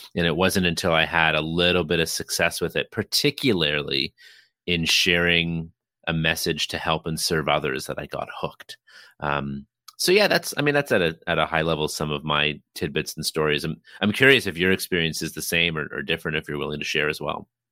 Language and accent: English; Toronto, Ontario, Canada; I hail from Toronto, Ontario, Canada